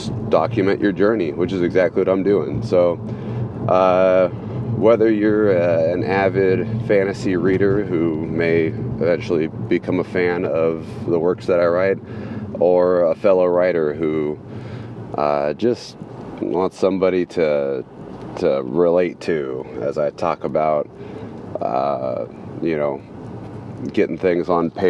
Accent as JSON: {"language": "English", "town": "Sacramento", "region": "California", "country": "United States", "said": "I'm from Sacramento, California"}